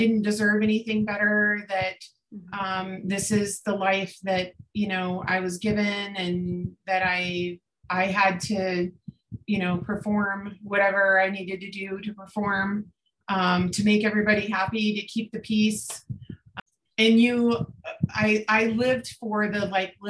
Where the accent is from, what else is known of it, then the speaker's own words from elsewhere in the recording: Florida, United States; we grew up in Florida.